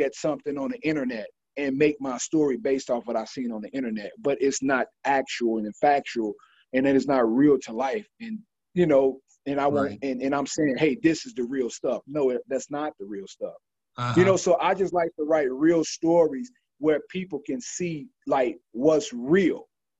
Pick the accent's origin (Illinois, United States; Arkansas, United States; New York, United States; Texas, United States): Illinois, United States; Chicago; I'm from the West Side. I grew up in Uptown, back to the West Side, and these some of the worst places, you know, in Chicago